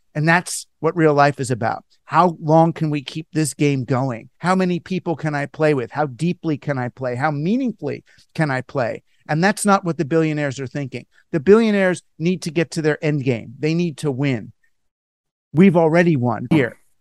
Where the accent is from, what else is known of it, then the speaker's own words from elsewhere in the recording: United States; as an American